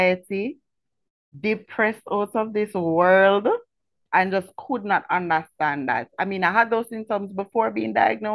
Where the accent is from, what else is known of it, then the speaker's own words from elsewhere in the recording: Kingston, Jamaica; I was born and raised in Franklin Town